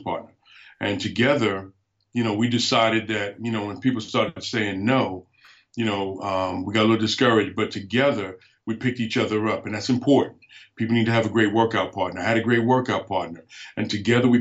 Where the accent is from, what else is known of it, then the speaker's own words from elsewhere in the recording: New York City, New York, United States; moved away as an adult; also born or lived in Alaska; I was born and raised in New York City, so I'm not an Alaskan